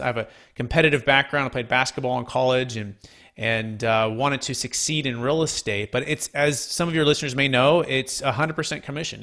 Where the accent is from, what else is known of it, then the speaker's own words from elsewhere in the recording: Bay Area, California, United States; growing up in the Bay Area